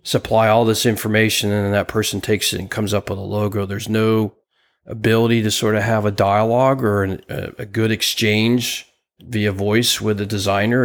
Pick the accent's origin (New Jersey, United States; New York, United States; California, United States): New Jersey, United States; where I grew up in New Jersey